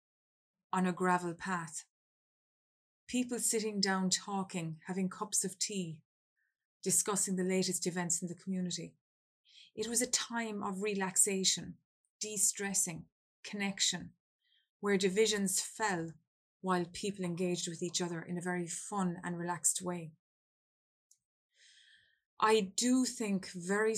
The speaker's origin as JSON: {"language": "English", "country": "Ireland", "said": "I come from Ireland"}